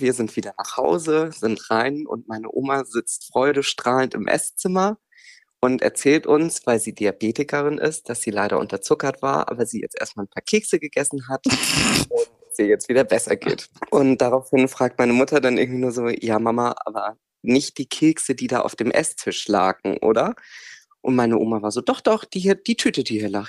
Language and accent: German; near Plön, Schleswig-Holstein, Germany; now in Kiel, Germany; Also ich liebe mittlerweile in Kiel komme aber aus der Nähe von Plön.